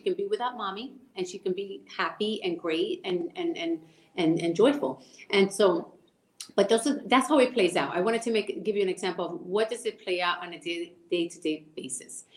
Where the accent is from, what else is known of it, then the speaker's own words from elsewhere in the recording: Puerto Rico; moved away; So we grew up in El Caserío in Puerto Rico